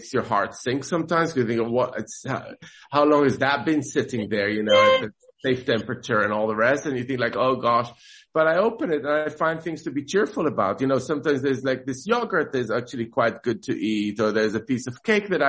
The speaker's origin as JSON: {"language": "English", "town": "Jerusalem", "region": "Jerusalem District", "country": "Israel", "tie": "born or raised there", "said": "I grew up in Jerusalem"}